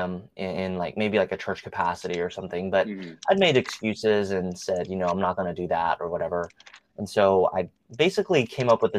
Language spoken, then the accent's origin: English; Japan; moved away; I was born and raised in Japan. My dad is Japanese